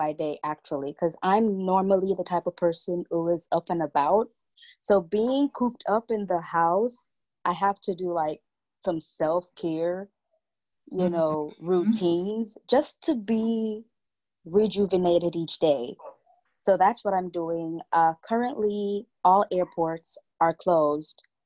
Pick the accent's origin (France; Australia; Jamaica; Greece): Jamaica; I am a Jamaican. I was born and raised here. I'm still in Jamaica.